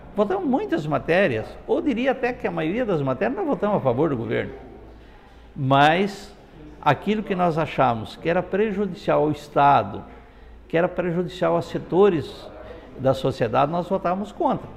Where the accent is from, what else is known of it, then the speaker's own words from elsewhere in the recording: Londrina, Paraná, Brazil; moro minha vida toda aqui em Londrina